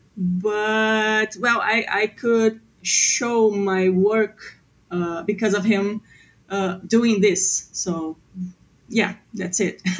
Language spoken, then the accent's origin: English; Porto Alegre, Rio Grande do Sul, Brazil; English is a second language; I'm from Porto Alegre, Brazil. It's in the south.